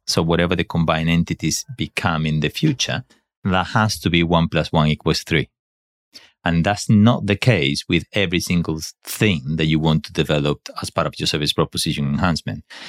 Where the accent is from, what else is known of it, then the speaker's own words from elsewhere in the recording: Spain; English is a second language; moved away; I'm not English. I should have been though. No, I'm not. I'm Spanish.